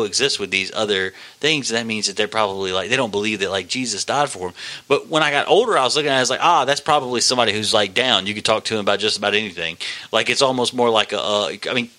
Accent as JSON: {"language": "English", "country": "United States", "said": "I'm an American"}